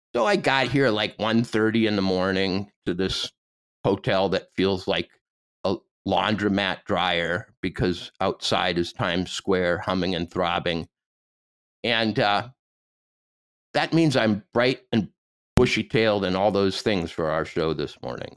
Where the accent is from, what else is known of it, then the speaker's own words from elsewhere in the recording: Montana, United States; I come from Montana